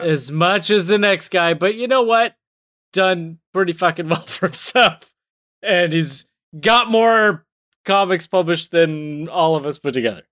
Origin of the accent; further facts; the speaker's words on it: Canada; being Canadian